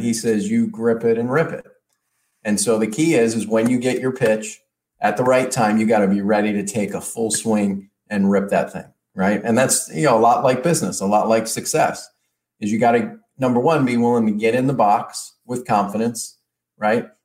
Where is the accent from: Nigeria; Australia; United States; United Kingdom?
United States; Detroit, Michigan; I grew up in Detroit